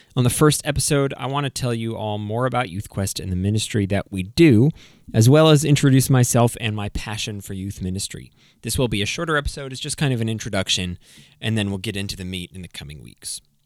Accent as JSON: {"language": "English", "region": "New England", "country": "United States", "tie": "born or raised there", "also_born_or_lived": "Connecticut / Maine", "said": "I grew up in New England. I was born in Connecticut, moved up to Maine, and then came back to Connecticut in twenty ten."}